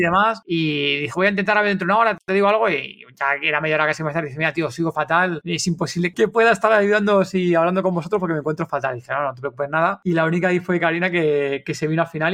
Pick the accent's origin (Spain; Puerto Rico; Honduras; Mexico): Spain; somos españoles